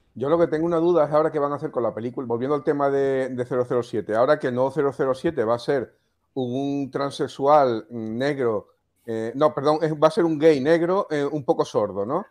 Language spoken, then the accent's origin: Spanish; Melilla, Spain; yo nací en Melilla, entonces que soy afrodescendiente también